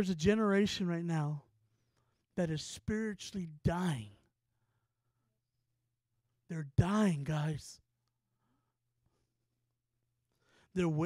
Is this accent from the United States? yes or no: yes; San Antonio, Texas, United States; we're from San Antonio, Texas